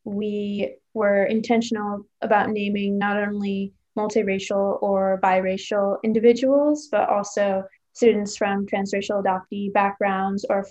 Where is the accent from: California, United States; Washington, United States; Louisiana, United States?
Washington, United States; Seattle; I'm a junior at Amherst College from Seattle, Washington